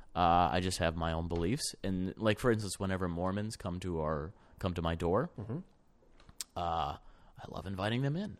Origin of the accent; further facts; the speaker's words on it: Ann Arbor, Michigan, United States; I grew up in Ann Arbor